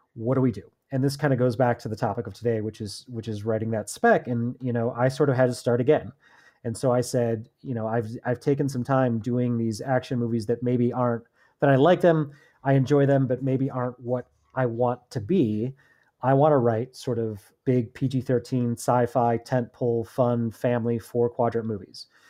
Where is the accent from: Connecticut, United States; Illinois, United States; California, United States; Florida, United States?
Illinois, United States; Chicago; now in Los Angeles, United States; I'm from Chicago originally. I've moved out here.